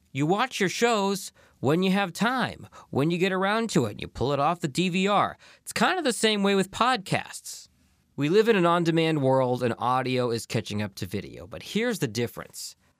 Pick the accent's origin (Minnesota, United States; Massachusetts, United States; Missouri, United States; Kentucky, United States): Massachusetts, United States; Boston; now in Detroit, United States; my hometown of Boston